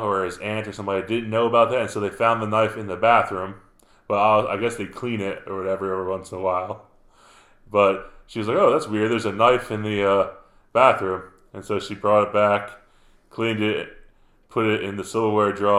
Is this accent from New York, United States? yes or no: yes; New York, United States; Up in the woods in New York, in my hometown